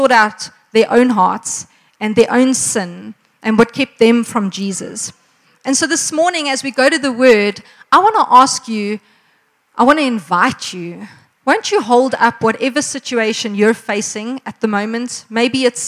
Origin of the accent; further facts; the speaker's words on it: Margate, KwaZulu-Natal, South Africa; now in Pretoria, South Africa; I come from Margate, which is why I can in the Afrikaans style praat nie